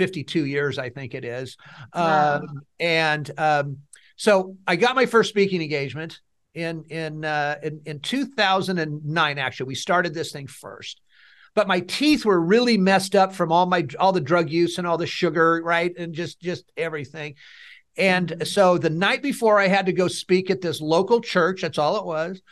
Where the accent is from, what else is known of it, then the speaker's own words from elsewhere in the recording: Fresno, California, United States; I'm from Fresno. I was born and raised here.